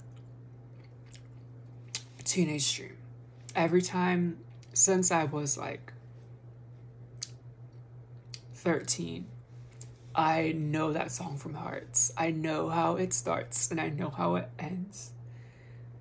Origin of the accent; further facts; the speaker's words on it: United States; As an American